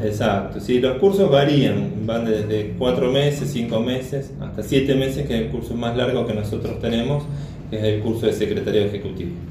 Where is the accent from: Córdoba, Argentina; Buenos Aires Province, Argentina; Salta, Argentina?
Buenos Aires Province, Argentina; Carhué; yo soy soy de Carué, provincia de Buenos Aires